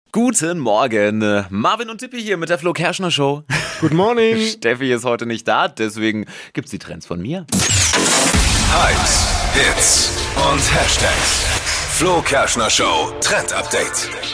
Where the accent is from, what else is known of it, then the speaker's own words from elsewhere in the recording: Germany; bei uns in Deutschland